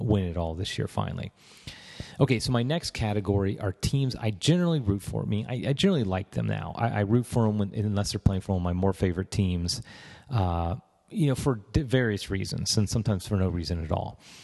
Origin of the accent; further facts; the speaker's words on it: Cincinnati, Ohio, United States; moved away as an adult; also born or lived in Tampa, Florida / Washington, D.C. area; I grew up in Cincinnati. I live in Cincinnati now.